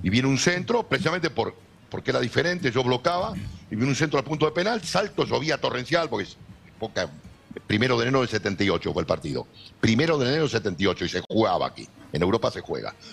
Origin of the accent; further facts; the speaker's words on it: Buenos Aires, Argentina; now in Spain; ahí donde me crié yo, en, en la calle Be-, Virrey del Pino